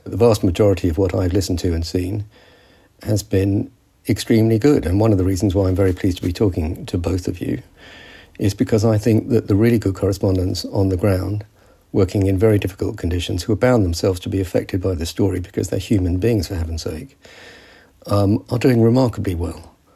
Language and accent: English; United Kingdom; I'm British because my father fought with the British Army